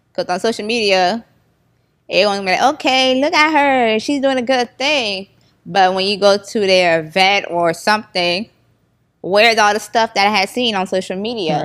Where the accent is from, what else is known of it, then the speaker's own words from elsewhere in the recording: Florida, United States; I was born, born and raised in Florida and my parents was born in Haiti